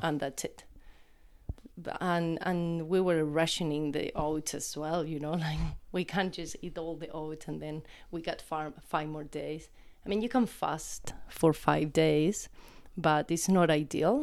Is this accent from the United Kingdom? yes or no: no; Chile; moved away; I grew up in the Atacama Desert